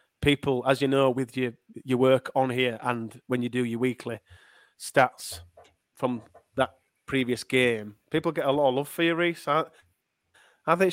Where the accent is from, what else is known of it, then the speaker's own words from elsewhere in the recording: Leeds, Yorkshire and the Humber, United Kingdom; accent: Leeds; I'm from Leeds. I'm from Unslet in Leeds